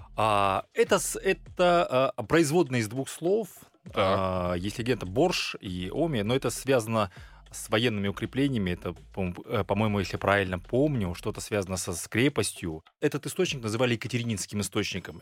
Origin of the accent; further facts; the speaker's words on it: Karaganda, Karaganda Region, Kazakhstan; родился я как э, в замечательном городе Караганда